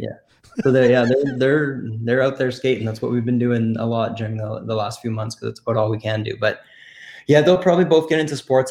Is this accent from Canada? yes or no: yes; Canada; we're born and bred in Canada